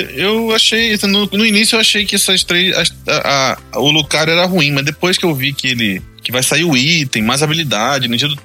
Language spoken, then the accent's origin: Portuguese; Rio de Janeiro, Brazil; now in Mato Grosso do Sul, Brazil; o Rio de Janeiro, minha cidade natal